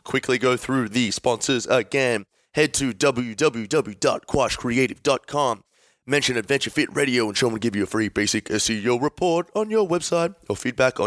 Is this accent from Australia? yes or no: yes; Melbourne, Victoria, Australia; we are from Melbourne